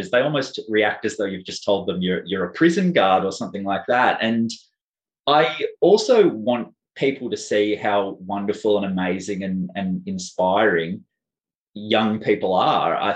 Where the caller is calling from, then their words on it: Victoria, Australia; Um, I'm speaking from Boonwurrung country.